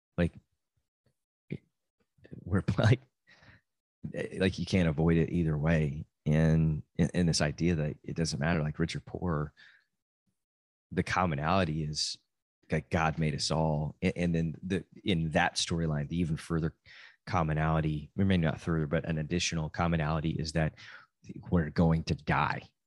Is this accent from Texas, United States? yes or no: yes; Amarillo, Texas, United States; I'm from Amarillo, Texas